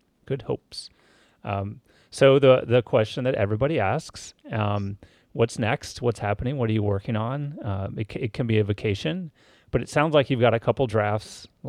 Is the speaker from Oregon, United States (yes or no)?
no; California, United States; I'm from California.